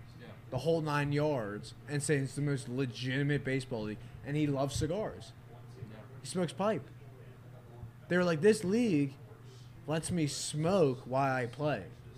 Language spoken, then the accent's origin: English; Norristown, Pennsylvania, United States; now in Newtown Square, United States; originally I'm from Norristown, but I live in Newtown Square.